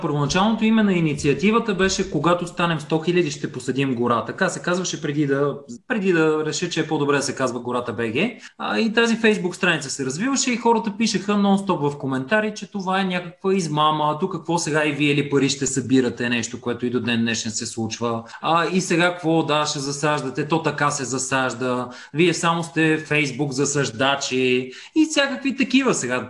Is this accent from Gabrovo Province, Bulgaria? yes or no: yes; Gabrovo, Gabrovo Province, Bulgaria; аз съм от Габрово и съм израснал по, по горите